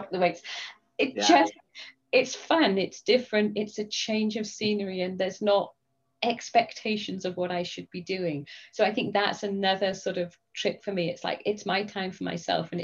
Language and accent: English; England, United Kingdom; accent: English; now in United States; I am English and England is part of Britain.